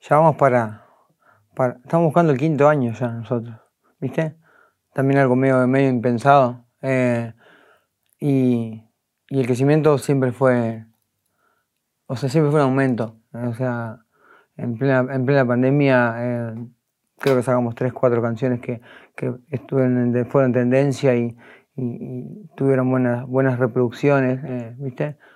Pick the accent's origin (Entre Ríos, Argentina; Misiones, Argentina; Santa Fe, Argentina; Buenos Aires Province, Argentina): Entre Ríos, Argentina; Concepción del Uruguay; yo soy de Concepción del Uruguay, Entre Ríos. Es una, una, ciudad bastante histórica, eh, donde vivió el presidente Urquiza en su momento. Hay muchas fachadas antiguas, hay Ahí está la casa Urquiza. O sea, es una ciudad muy bonita.